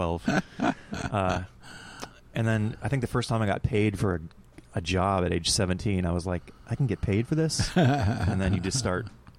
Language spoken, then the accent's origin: English; Colton, Oregon, United States; also born or lived in Portland, Oregon; now in Hillsboro, United States; Yeah, Colton, Oregon. I grew up in Colton.